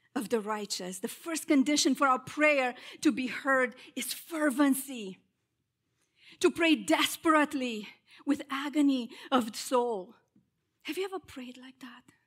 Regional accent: Romania; moved away as an adult; now in United States; I am originally from Romania, and, uh, I came to the States when, uh, I was twenty years old

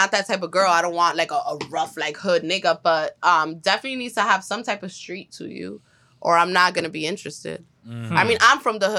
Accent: New York City, New York, United States; So I was raised in Corona, Queens. Shout out to Corona.

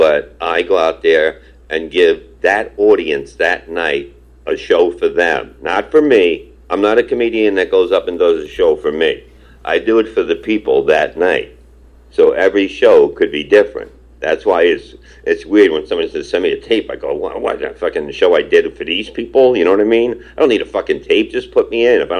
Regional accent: New York City, New York, United States; I grew up in Brooklyn, Staten Island, and we were badass

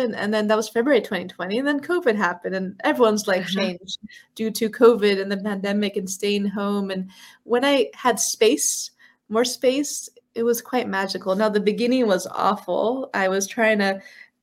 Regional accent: San Francisco, California, United States; moved away as an adult; I grew up in San Francisco, California

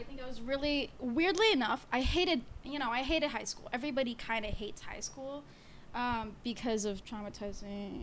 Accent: Livingston, New Jersey, United States; moved away as an adult; now in New York, United States; I'm from Livingston, New Jersey, the biggest white suburbia in New Jersey

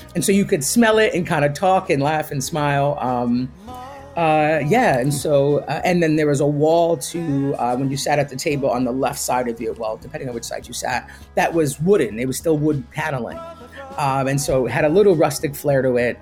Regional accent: Pine Bush, New York, United States; I grew up in, uh, New York, in upstate New York, a place called Pine Bush.

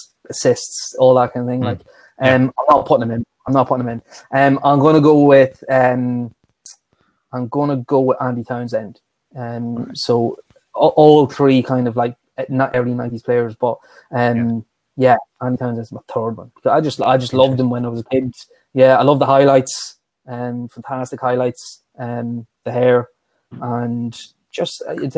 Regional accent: Dundalk, County Louth, Ireland; my hometown in Ireland, Dundalk

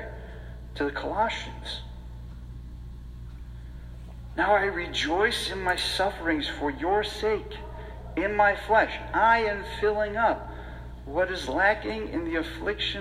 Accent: Rochester, United States; growing up in Rochester

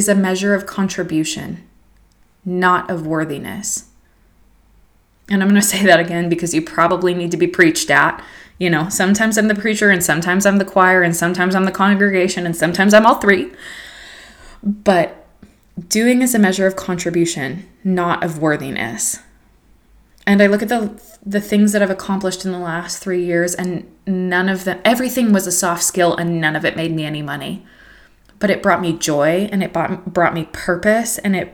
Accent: United States; moved away as an adult; as an American woman

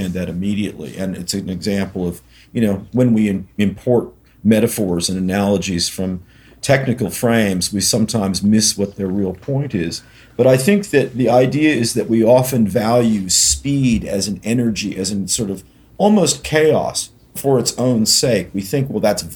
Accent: Berkeley, California, United States; my hometown of Berkeley

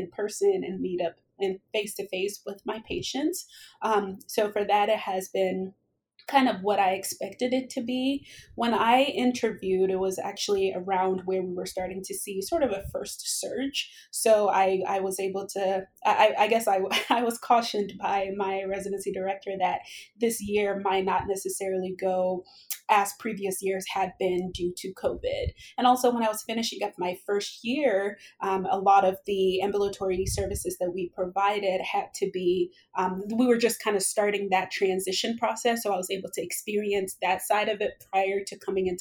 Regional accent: Cincinnati, Ohio, United States; moved away as an adult; also born or lived in Columbus, Ohio; now in Arizona, United States; I am actually from Cincinnati, Ohio.

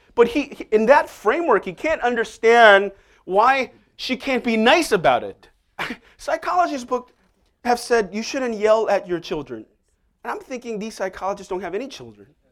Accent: Seoul, South Korea; moved away; I remember even growing up in Seoul, if you got a answer wrong, you would get hit

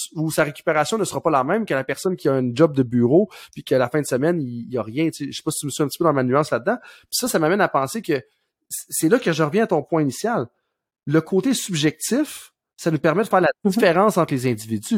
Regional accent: Saint-Georges, Quebec, Canada; ma ville natale de Saint-Georges-de-Beauce

